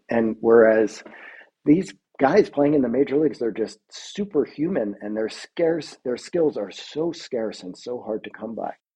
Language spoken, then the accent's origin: English; New York, United States; moved away; I'm from New York originally